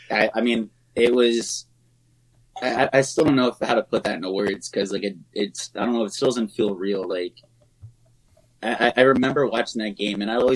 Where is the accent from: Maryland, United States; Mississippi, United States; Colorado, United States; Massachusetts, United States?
Maryland, United States; Southern; now in Orlando, United States; growing up in Southern Maryland